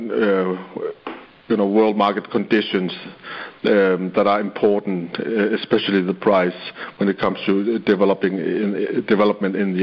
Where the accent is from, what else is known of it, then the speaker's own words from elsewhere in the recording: Sisimiut, Qeqqata, Greenland; my hometown, Sisimiut, where I grew up